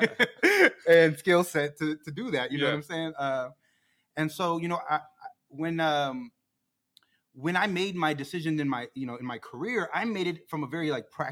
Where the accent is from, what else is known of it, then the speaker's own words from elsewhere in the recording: Plano, Texas, United States; from Plano like we are